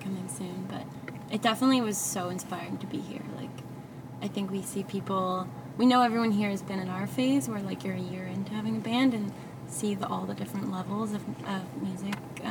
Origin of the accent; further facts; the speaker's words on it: Yukon, Canada; moved away; I'm from the Yukon